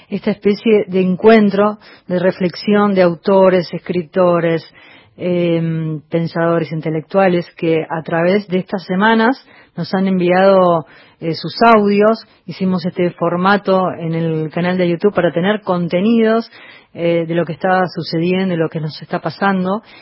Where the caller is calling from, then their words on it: San Telmo, Buenos Aires, Argentina; Soy eh, … de San Telmo y sí, tienen razón, eh, hay que enviar las voces. Les mando un saludo muy cariñoso desde San Telmo.